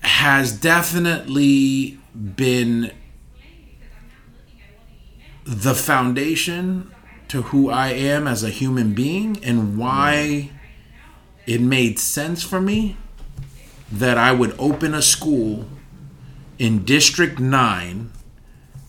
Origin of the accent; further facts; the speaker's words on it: New York City, New York, United States; I was born and raised in Upper Manhattan, the uppermost tip of Manhattan, which is right on the border of Washington Heights and Inwood